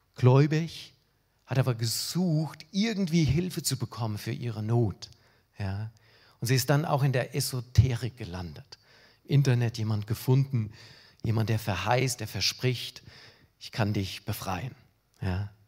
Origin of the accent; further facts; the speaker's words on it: Germany; Ich als Deutscher